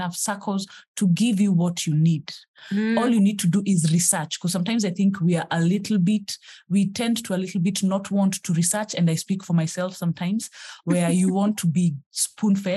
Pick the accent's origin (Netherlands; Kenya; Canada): Kenya; I am a Kenyan who is on her journey to financial freedom.